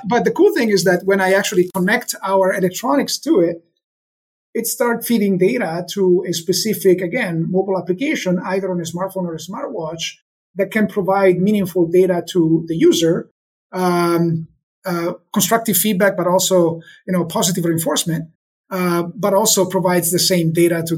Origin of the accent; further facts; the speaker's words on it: Italy; moved away; We're from Italy.